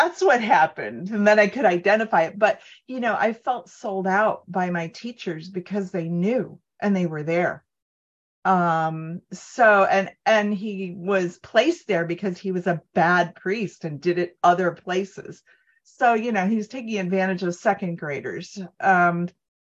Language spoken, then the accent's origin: English; Cleveland, Ohio, United States; I was raised in Cleveland, Rust Belt, in a 50 suburb